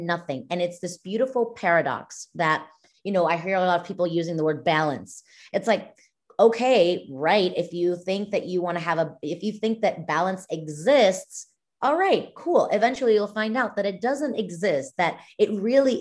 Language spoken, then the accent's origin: English; Mexico; now in United States; I'm Mexican. I was born and raised in Mexico, not like here in the States